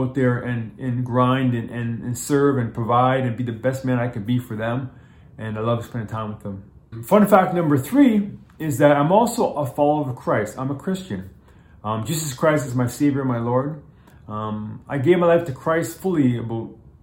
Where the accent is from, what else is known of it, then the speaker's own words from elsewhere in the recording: Toronto, Ontario, Canada; also born or lived in Japan / New York / Los Angeles; I actually live in Toronto. I'm Canadian. I'm born in Toronto.